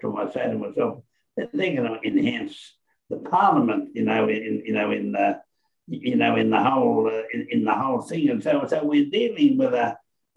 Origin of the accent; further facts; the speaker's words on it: Toowoomba, Queensland, Australia; also born or lived in Lyndhurst? (Lynnville), Queensland; that's my hometown, Toowoomba. I grew up after I left the little town of Lynnville. I went to Toowoomba